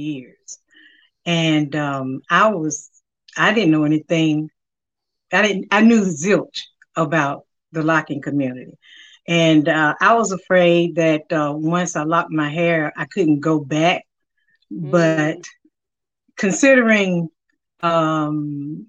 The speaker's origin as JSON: {"language": "English", "town": "Winston-Salem", "region": "North Carolina", "country": "United States", "tie": "born or raised there", "said": "I'm from Winston-Salem, North Carolina. Been here all my life"}